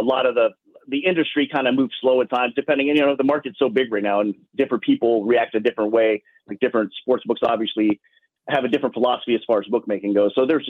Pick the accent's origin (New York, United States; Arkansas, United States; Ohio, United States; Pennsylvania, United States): Ohio, United States; now in Las Vegas, United States; But I'm from Ohio personally, so I understand that. I get the Midwest type of weather.